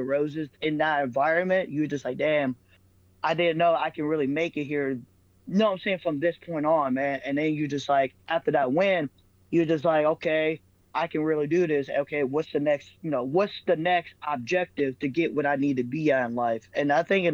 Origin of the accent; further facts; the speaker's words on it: Middletown, Ohio, United States; getting that win in front of my hometown people, bro, because Middletown to Dayton, Ohio, it's not that far